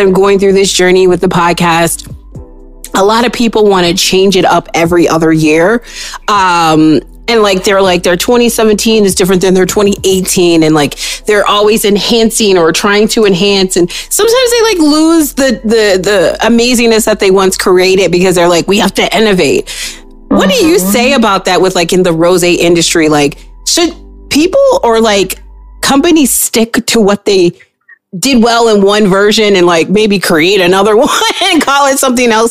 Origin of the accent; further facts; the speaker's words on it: Illinois, United States; moved away; I'm originally from Illinois